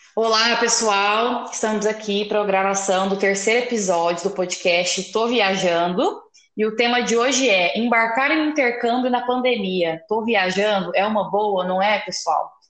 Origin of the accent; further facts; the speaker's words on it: Guaíra, São Paulo, Brazil; eu sou de Guaíra, interior de São Paulo